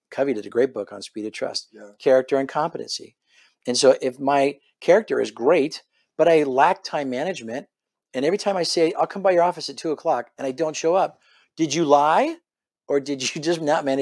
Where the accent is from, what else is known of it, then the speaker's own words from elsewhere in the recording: Fullerton, California, United States; moved away as an adult; now in Dallas, United States; I was born and raised in Southern California.